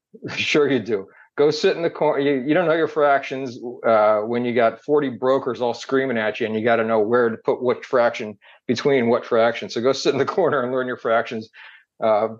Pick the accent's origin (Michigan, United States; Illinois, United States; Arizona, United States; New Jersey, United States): New Jersey, United States; moved away as an adult; also born or lived in Massachusetts; I grew up in New Jersey, and then I went to BC